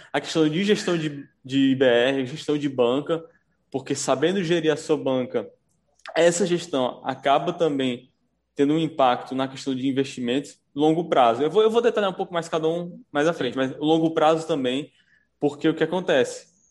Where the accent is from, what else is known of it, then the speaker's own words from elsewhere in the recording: Fortaleza, Ceará, Brazil; Sou daqui de Fortaleza, Ceará